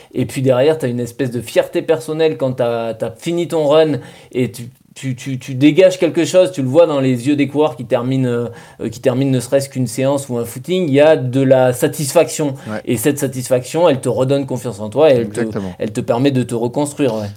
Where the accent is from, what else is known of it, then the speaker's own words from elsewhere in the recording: Bergerac, Nouvelle-Aquitaine, France; chez nous à Bergerac